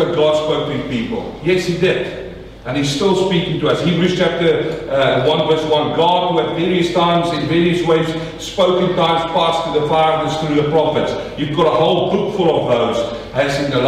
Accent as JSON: {"language": "English", "country": "South Africa", "also_born_or_lived": "New Zealand / Australia", "moved": "yes", "lives_now": "Melbourne, Australia", "said": "I come from South Africa"}